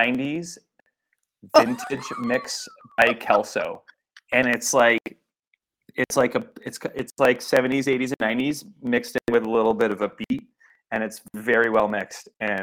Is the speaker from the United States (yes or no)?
no; Vancouver, British Columbia, Canada; But I was on the outskirts of Vancouver. There's something, maybe it's like I'm Canadian and I enjoy my space